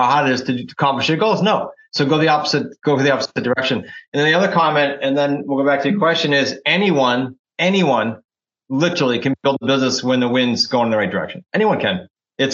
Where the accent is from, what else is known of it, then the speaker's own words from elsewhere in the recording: New England, United States; accent: New England; my New England accent